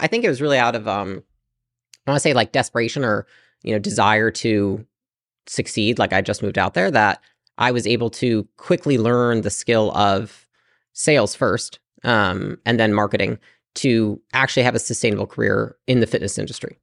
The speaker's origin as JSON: {"language": "English", "town": "Portage", "region": "Michigan", "country": "United States", "tie": "born or raised there", "also_born_or_lived": "California", "moved": "as an adult", "said": "I lived in Portage, Michigan, pretty small town."}